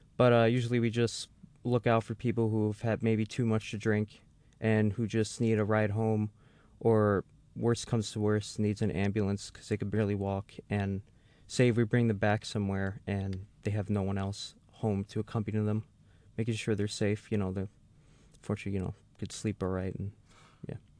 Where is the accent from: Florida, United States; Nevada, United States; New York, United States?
New York, United States; New York City; moved away; I'm actually from the Bronx area of, of New York City